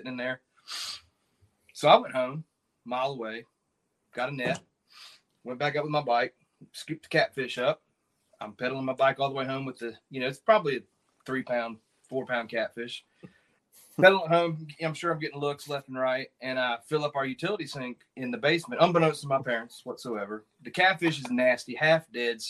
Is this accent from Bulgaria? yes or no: no; Indiana, United States; also born or lived in Maryland; my first fishing experiences were in Indiana. Growing up in Indiana